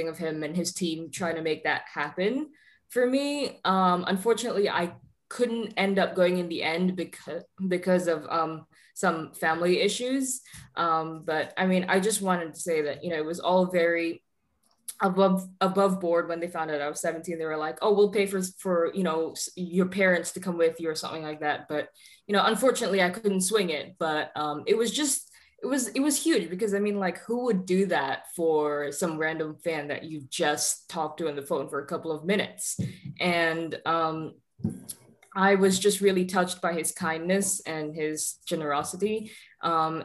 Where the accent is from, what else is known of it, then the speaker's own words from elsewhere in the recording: Singapore; now in Florida, United States; I'm from Singapore and I live in Florida at the moment.